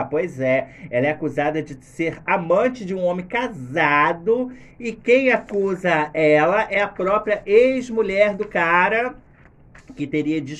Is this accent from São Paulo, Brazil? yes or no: no; Niterói, Rio de Janeiro, Brazil; Ah, garoto, eu gostaria, mas sou de Niterói